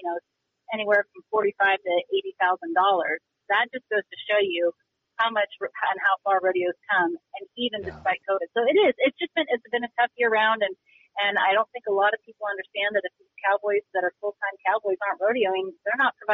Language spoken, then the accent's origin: English; Roseburg, Oregon, United States; also born or lived in Washington / Idaho; now in Montana, United States; I was born and raised in Roseburg, Oregon.